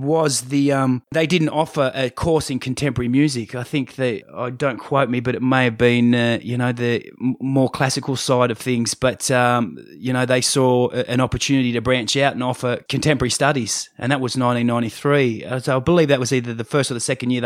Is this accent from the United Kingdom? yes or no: no; Umina Beach, New South Wales, Australia; also born or lived in Hornsby, New South Wales / Baulkham Hills, New South Wales; I was born in Hornsby Hospital, grew up in Baulkham Hills to the age of about six and moved to the Central Coast, started primary school and, so I've been in Yamina and along ever since then